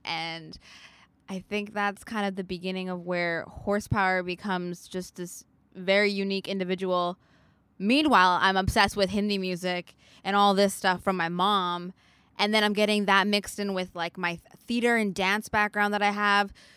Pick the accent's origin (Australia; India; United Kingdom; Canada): Canada; Vancouver, British Columbia; I'm from Vancouver, so the west side of Canada.